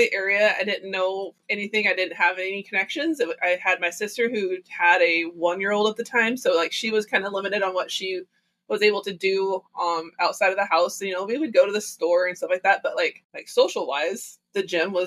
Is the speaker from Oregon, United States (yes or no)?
yes; Lebanon, Oregon, United States; moved away as an adult; also born or lived in Texas / Kennewick, Washington; I'm from Oregon, and I moved to Texas. Yes. Grew up in Lebanon